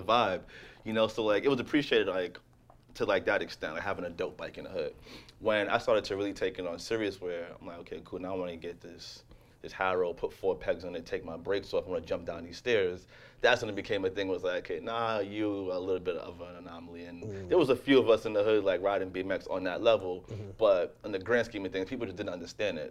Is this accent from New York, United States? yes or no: yes; New York City, New York, United States; growing up in Jamaica, Queens, and, and Laurelton, predominantly black neighborhood